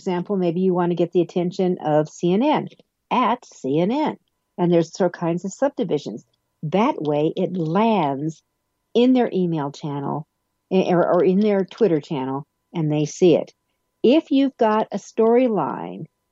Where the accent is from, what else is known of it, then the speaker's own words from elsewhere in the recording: Denver, Colorado, United States; my hometown of Denver, Colorado